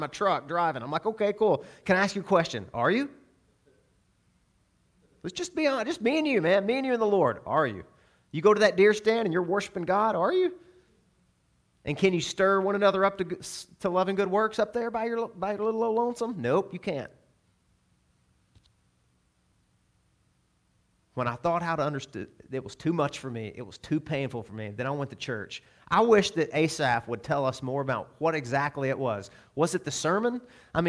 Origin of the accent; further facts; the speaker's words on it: Arkansas, United States; I'm from Arkansas